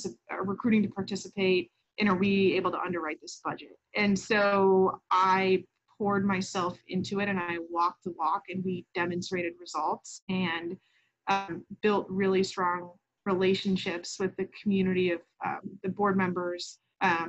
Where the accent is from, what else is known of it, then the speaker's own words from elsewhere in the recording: St. Louis, Missouri, United States; moved away; also born or lived in Washington, D.C.; growing up in St. Louis, I loved little kids and I loved to babysit.